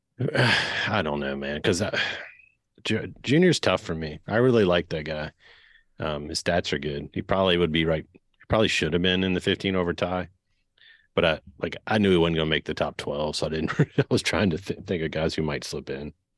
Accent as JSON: {"language": "English", "town": "Dinwiddie", "region": "Virginia", "country": "United States", "said": "I was from Dinwiddie, so border town"}